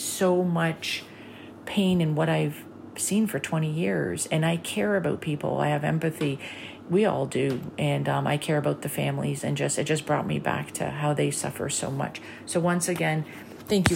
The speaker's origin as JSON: {"language": "English", "country": "Canada", "said": "I'm Canadian."}